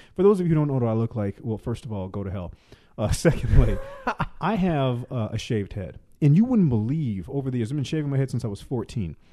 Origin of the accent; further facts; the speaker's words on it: the South, United States; moved away; I am from the South originally